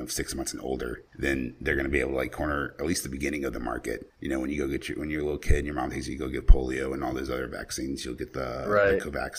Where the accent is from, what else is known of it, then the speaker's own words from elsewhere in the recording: South Carolina, United States; now in Florida, United States; I went back to my hometown in South Carolina